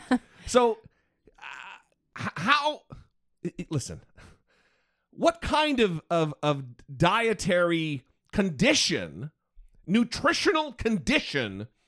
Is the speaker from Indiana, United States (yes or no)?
no; Northern Idaho, United States; when I grew up in Northern Idaho